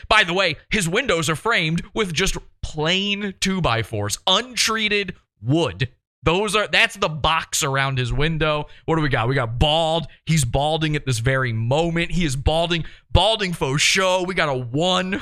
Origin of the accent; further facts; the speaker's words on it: Richmond, Virginia, United States; moved away; I'm from Richmond, Virginia